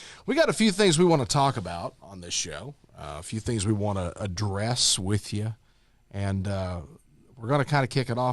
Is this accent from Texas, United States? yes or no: yes; Wichita Falls, Texas, United States; have been born and raised in Wichita Falls, Texas, Wichita County resident my whole life